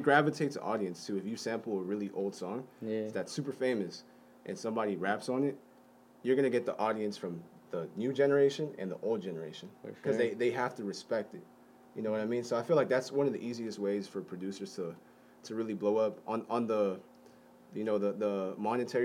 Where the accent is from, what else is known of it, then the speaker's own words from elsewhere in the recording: Corona, California, United States; also born or lived in Fountain Valley, California; I'm from Corona, California. The IE